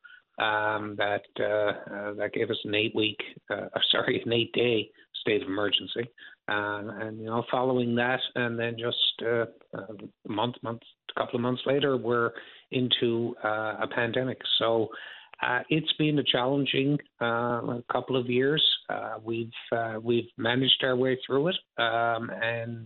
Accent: St. John's, Newfoundland and Labrador, Canada; I'm from St. John's and grew up here.

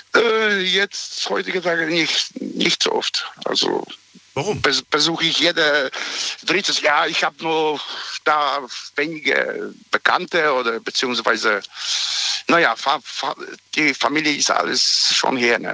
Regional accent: Poland; now in Germany; ich komme aus Polen ursprünglich mhm. und da diese Zeit äh, bin ich äh, da in die Schule gegangen.

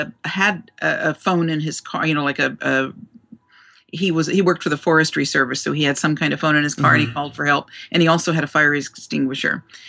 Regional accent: Newark, New Jersey, United States; I was born in Newark, New Jersey.

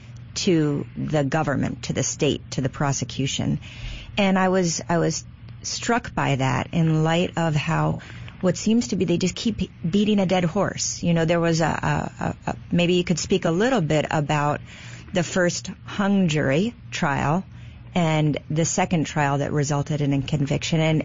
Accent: United States; as an American

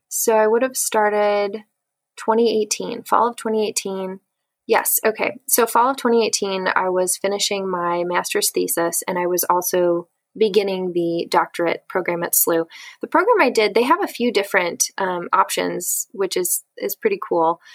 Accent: St. Louis, Missouri, United States; also born or lived in Atchison, Kansas; I am originally from St. Louis, Missouri, and I currently live here with my husband

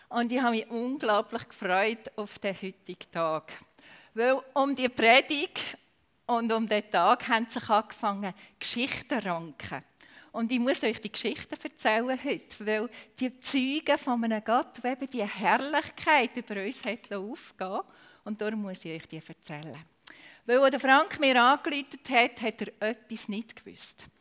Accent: Aargau, Switzerland; accent: Aargau dialect; wenn ihr mit meiner Aargauer Mundart doch nicht zu Gang kommt. Ich kann auf Hochdeutsch umstellen.

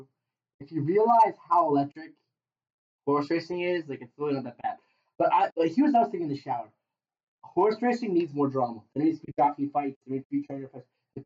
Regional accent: United States; Well, we're American. We're all American.

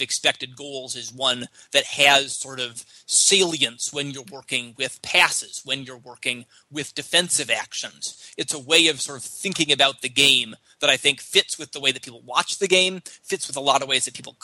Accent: United States; I'm an American soccer fan

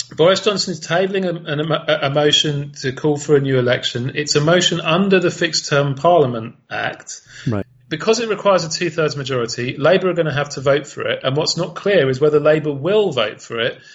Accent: United Kingdom; as a Brit

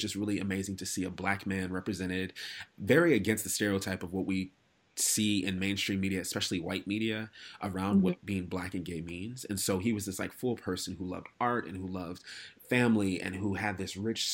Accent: Minnesota, United States; moved away; also born or lived in North Dakota; I grew up in Minnesota, went to college in North Dakota

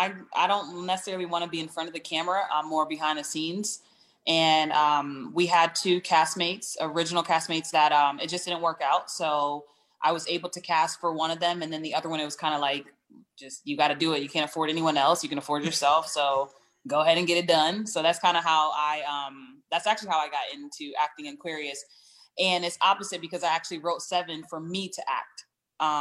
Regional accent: East Coast, United States; also born or lived in Connecticut; So I'm from the East Coast, all over the East Coast, DMV area, Connecticut in particular.

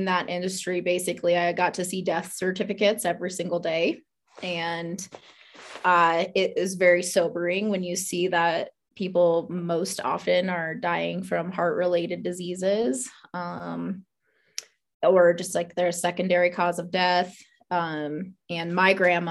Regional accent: Iowa, United States; moved away as an adult; also born or lived in Omaha, Nebraska; I was born in Omaha, Nebraska. Grew up in Iowa. So small town Iowa, grew up in a town about 200 people or so

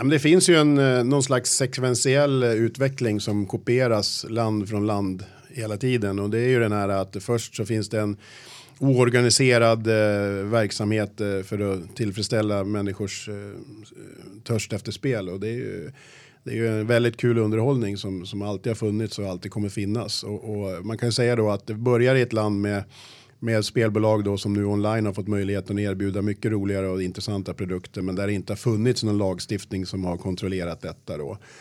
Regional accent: Sala, Västmanland, Sweden; Jag kommer från Sala, uppväxt i klassiskt eh, arbetarhem

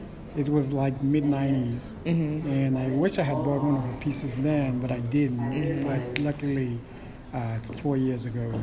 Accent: St. Thomas, U.S. Virgin Islands; I'm from the Virgin Islands, like I said, St. Thomas

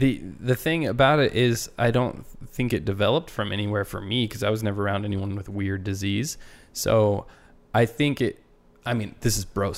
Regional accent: United Kingdom; I'm super British, so I'm like, oh, disease, bye.

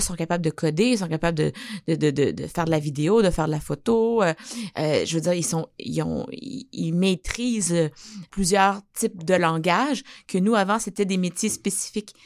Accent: Abitibi, Quebec, Canada; je viens de l'Abitibi

